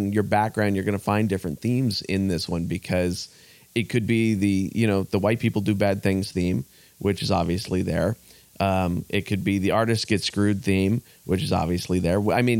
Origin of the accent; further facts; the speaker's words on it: San Jose, California, United States; now in Milpitas, United States; I grew up in San Jose, and I literally live 6 blocks across the border now.